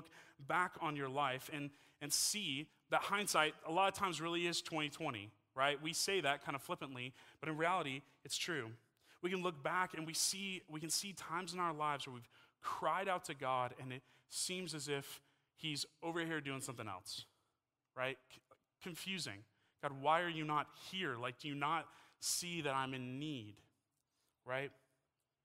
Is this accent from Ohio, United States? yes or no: no; Texas, United States; moved away as an adult; now in Utah, United States; I'm from Texas. I've lived in Texas my entire life.